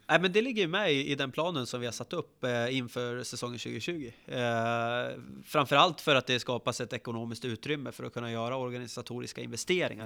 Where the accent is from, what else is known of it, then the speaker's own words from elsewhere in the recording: Västerås, Västmanland, Sweden; Jag är född uppvuxen i, i Västerås och är VSK sen födseln.